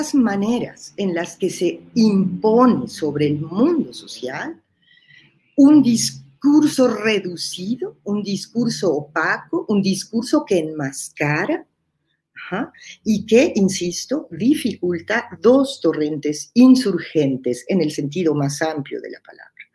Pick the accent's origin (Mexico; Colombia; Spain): Mexico; dos compañeras que somos mexicanas